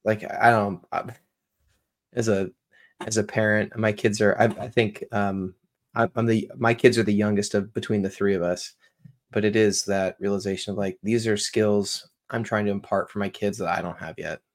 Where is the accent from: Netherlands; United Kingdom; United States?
United States; Washington; now in Augusta, United States; born and raised in Washington. I now live in, uh, suburb of Augusta, Georgia